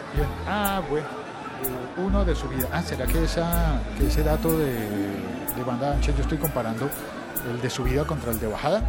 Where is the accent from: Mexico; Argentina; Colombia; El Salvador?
Colombia; En el mío, en mi país, en Colombia